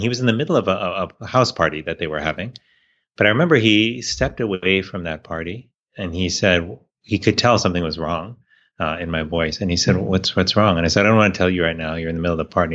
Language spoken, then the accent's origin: English; Miami, Florida, United States; I grew up in Miami, Florida